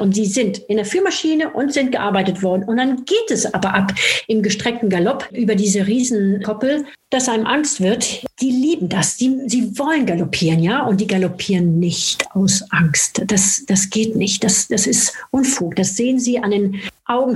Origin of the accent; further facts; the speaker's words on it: France; moved away; in Frankreich, wo ich herkomme